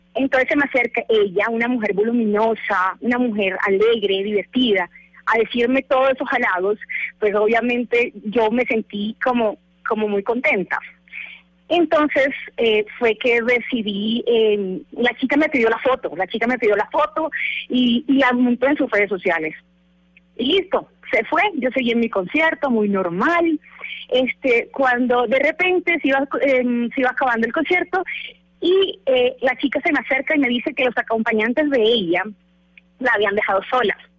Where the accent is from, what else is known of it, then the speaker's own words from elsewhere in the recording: Valledupar, Cesar, Colombia; Yo soy una mujer de pueblo, yo soy de Valledupar, Cesar.